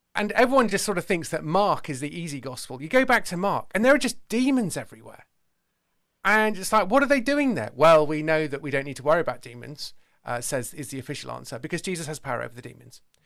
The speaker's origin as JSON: {"language": "English", "area": "Somerset", "region": "South West England", "country": "United Kingdom", "also_born_or_lived": "London", "said": "I'm an Englishman, uh, not just a Brit, and I am from the county of Somerset"}